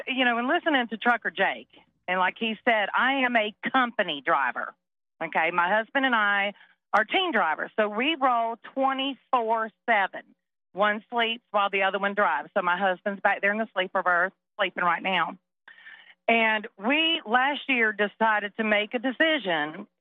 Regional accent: Tennessee, United States; I'm from Tennessee

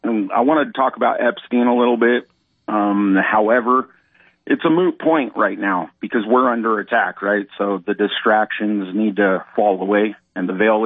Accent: California, United States; born and raised in Southern California.

